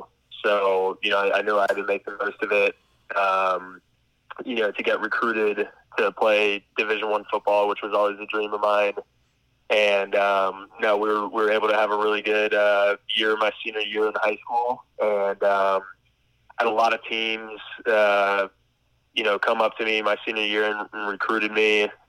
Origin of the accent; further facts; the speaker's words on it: Vero Beach, Florida, United States; moved away as an adult; also born or lived in Maryland; now in Kansas, United States; I grew up in Vero Beach, Florida. It's a small town, pretty much the middle of the East Coast of Florida. Went to Vero Beach High School.